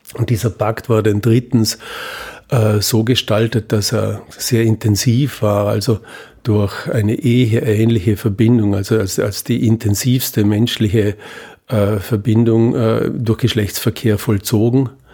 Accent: Vorarlberg, Austria; ich komme aus Vorarlberg

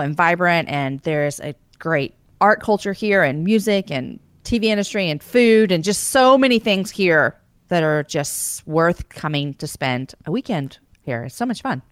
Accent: Texas, United States; I'm born and raised in Texas

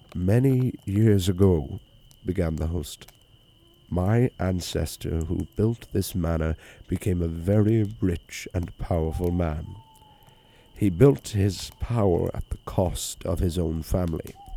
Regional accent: Wicklow, County Wicklow, Ireland; it's a pub in my hometown that serves as a B and B as well, um, the Bridge Tavern

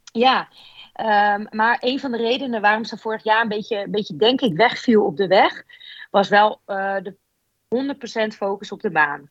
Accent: Netherlands; als Nederlandse

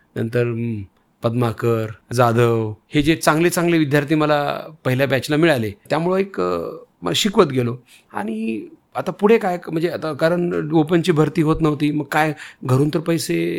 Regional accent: Renapur, Maharashtra, India; मी माझं गाव रेणापूर

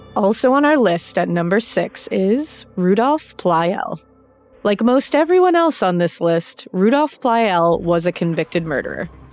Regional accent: United States; I'm American

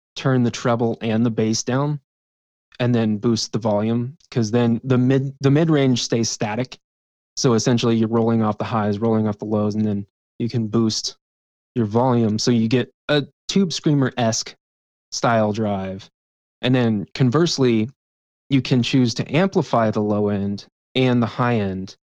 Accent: West Virginia, United States; moved away; back home in West Virginia

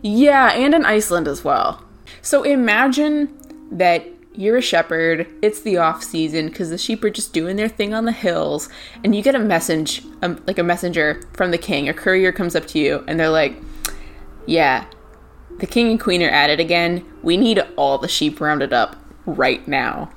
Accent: United States; moved away as an adult; now in Ireland; I as an American living abroad

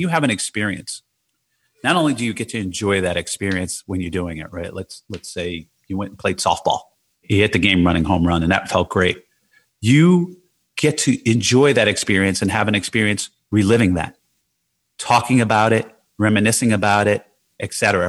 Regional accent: Jersey City, New Jersey, United States; growing up in Jersey City

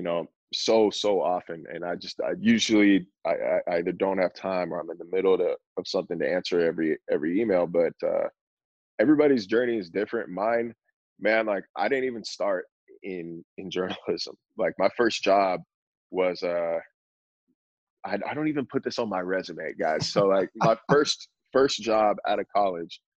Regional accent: Northern California, United States; moved away as an adult; also born or lived in Phoenix, Arizona; I grew up in Northern California

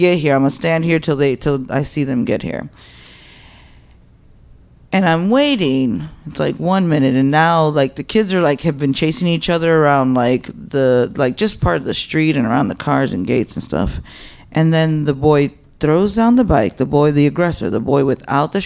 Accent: Chicago, Illinois, United States; I'm like Humble Park. That's where I'm from. Humble Park, born and raised

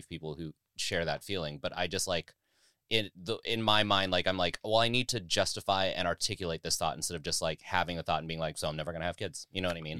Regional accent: Las Vegas, Nevada, United States; also born or lived in Bay Area / Chicago / New York; now in Los Angeles, United States; I grew up in Las Vegas

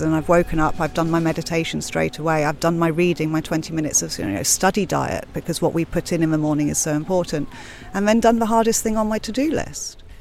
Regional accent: London, United Kingdom; also born or lived in Cyprus; now in Ibiza, Spain; I'm from London, from Blackheath originally, and I moved to Ibiza.

